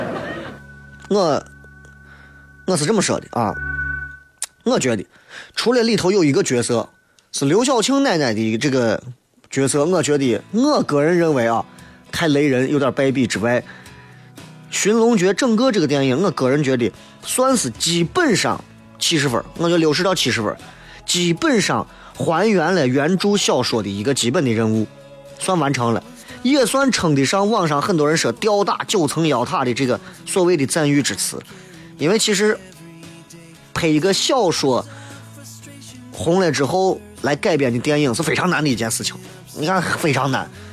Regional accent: Xi'an, Shaanxi, China; 作为西安人

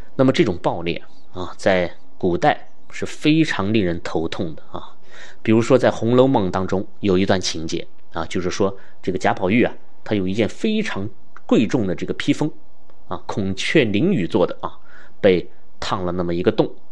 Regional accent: China; 我们中国人

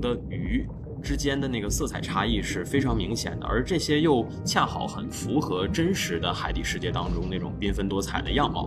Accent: northern China, China; now in Harbin, China; 身为一个北方人，就是 A K A 汉地人，身为一个汉地人

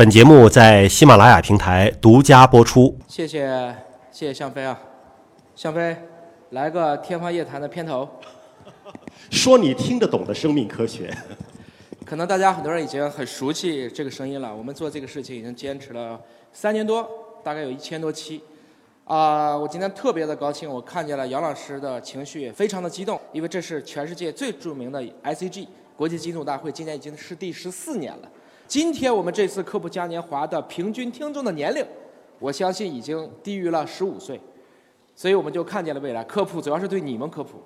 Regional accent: China; 我们中国人还是很讲究养生的

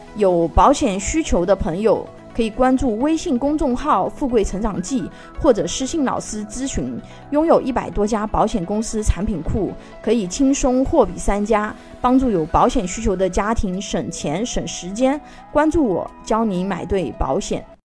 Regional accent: China; 我们中国人

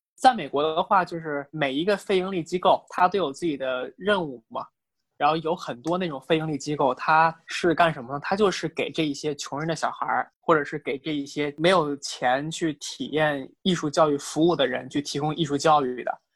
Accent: China; 我们中国人

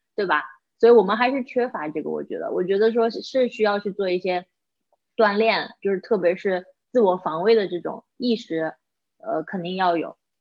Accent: China; now in United States; 作为亚洲人，作为中国人，我是很骄傲的

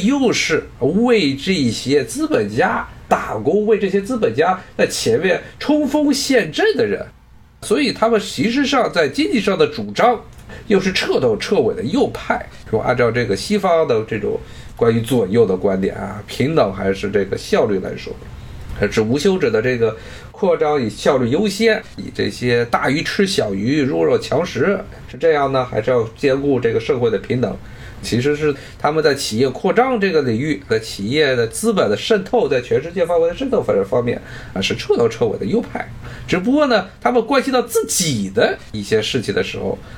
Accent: China; 特别是我中国人一般认为白左是假左，认为是皮左，皮左饶右。

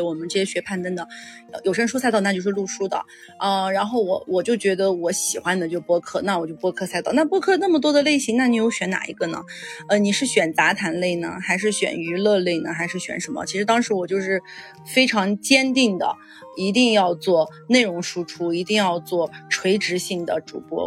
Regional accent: Yunnan, China; 因为我是云南人，我觉得我们云南还是 不流行的

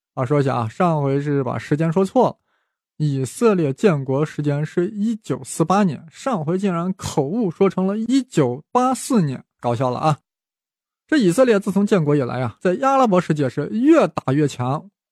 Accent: China; 我们中国人

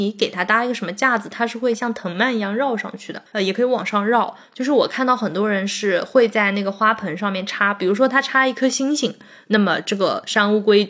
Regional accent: Ningbo, Zhejiang, China; 身为一个宁波人，

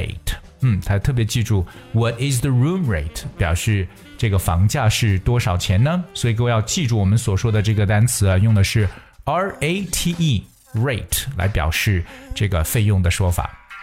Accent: China; 我们中国人呢

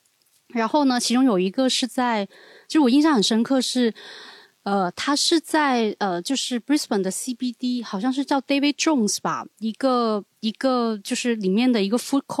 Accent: Guangdong, China; accent: Cantonese; 就是我们广东话有一个叫做“捞”这个词

